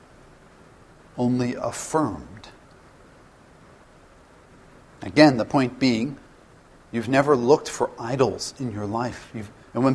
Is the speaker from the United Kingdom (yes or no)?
no; Canada; as a Canadian